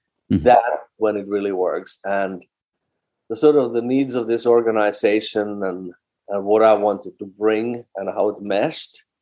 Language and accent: English; Finland; English is a second language; moved away as an adult; also born or lived in Leningrad, Russia / New York, United States / Netherlands / Basel, Switzerland; now in Boston, United States; I started in my home country in Finland at a very young age, 15.